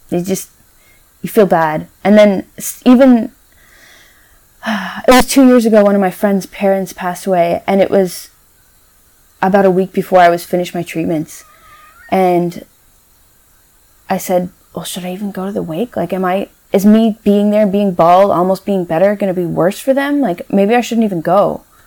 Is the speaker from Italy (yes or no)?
no; Newfoundland and Labrador, Canada; moved away; I'm from Newfoundland originally.